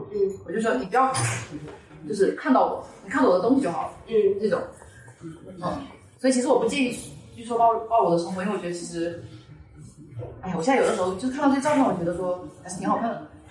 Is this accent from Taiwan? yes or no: no; Fuzhou, Fujian, China; 因为我是福州人呗